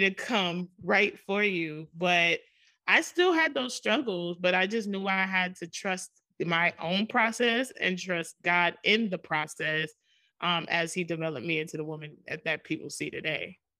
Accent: New York City, New York, United States; I grew up in Jamaica, Queens, New York

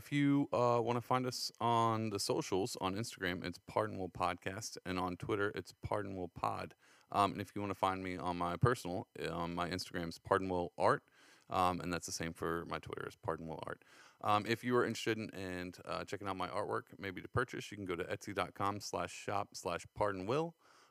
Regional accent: San Antonio, Texas, United States; now in New York, United States; I come from San Antonio

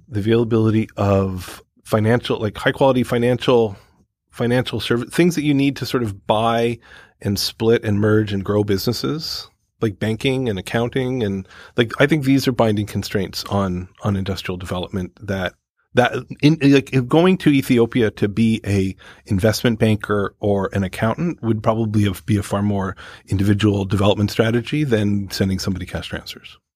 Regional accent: Canada; moved away; I come from Canada

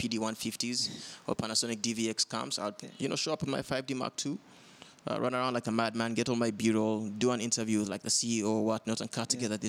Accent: Uganda; I'm a filmmaker from Uganda

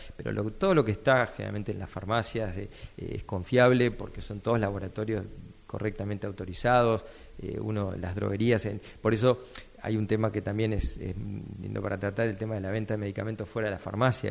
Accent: Coronel Pringles, Buenos Aires Province, Argentina; moved away as an adult; also born or lived in La Plata; yo soy de Coronel Pringles, esa es mi ciudad natal

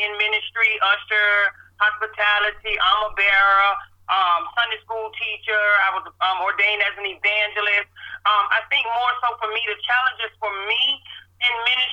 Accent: Tallahassee, Florida, United States; I'm born and raised in Tallahassee.

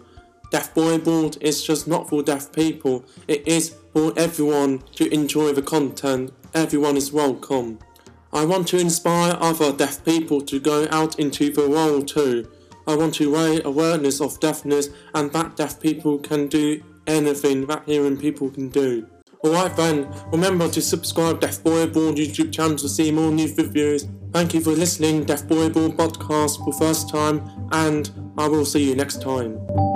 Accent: Austria; also born or lived in England; I am deaf and I speak. I come from Austria and England.

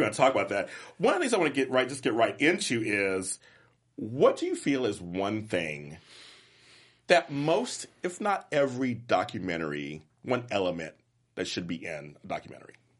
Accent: Inglewood, California, United States; also born or lived in Compton, California; I'm from Inglewood, and I'm from Compton, and I'm from, I'm from those

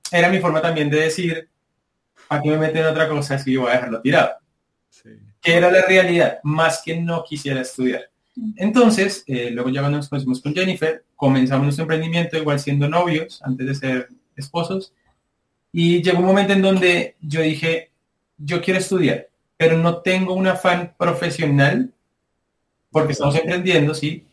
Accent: Soacha, Cundinamarca, Colombia; venimos de Soacha. es casi que pegado a Bogotá

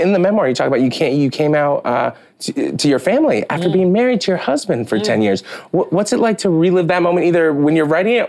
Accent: Boston, Massachusetts, United States; Don't worry about it. I'm from Boston.

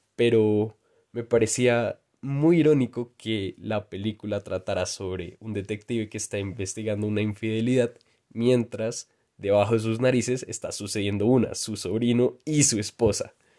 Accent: Colombia; mi país de origen.

